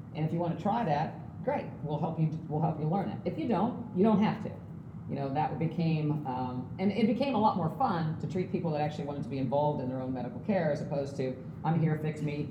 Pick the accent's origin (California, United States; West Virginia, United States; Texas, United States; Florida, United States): West Virginia, United States; moved away; I'm from West Virginia